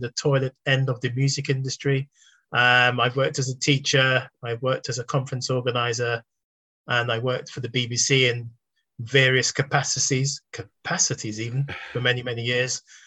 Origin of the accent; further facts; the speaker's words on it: London, United Kingdom; I was born in East London, brought up in South London mainly